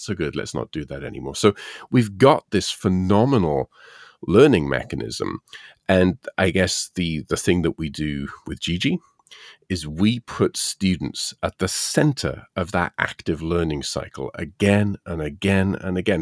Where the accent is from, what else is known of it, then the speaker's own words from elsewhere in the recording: United Kingdom; moved away; being British